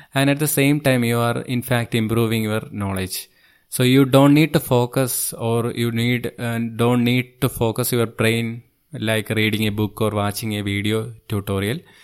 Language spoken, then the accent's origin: English; Thiruvananthapuram, Kerala, India; I am from Thiruvananthapuram, Kerala state, which is on the southernmost part of India.